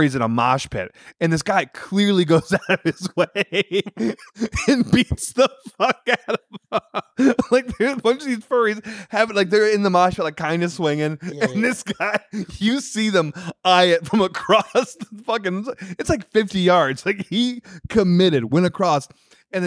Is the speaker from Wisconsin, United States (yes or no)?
yes; Wisconsin, United States; I'm from Wisconsin